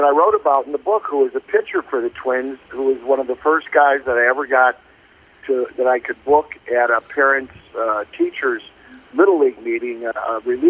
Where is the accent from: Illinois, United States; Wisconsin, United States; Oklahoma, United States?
Illinois, United States; Chicago; I was in Chicago, and grew up as a big, big sports fan.